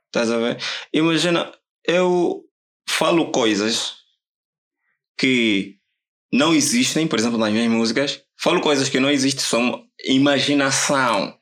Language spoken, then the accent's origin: Portuguese; Viana, Luanda Province, Angola; also born or lived in Huíla, Angola; Nasci na Willa e com os meus 10 anos vim viver aqui. Estava aqui em Luanda